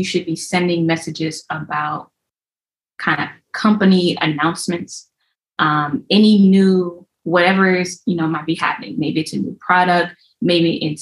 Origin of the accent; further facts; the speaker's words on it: Ohio, United States; moved away; I'm originally from Ohio.